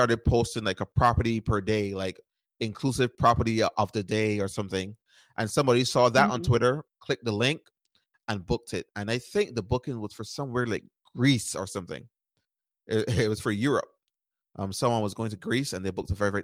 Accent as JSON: {"language": "English", "country": "Barbados", "tie": "born or raised there", "moved": "as an adult", "lives_now": "United States", "said": "I grew up in Barbados, and I moved to the United States at 18 years old to go to college"}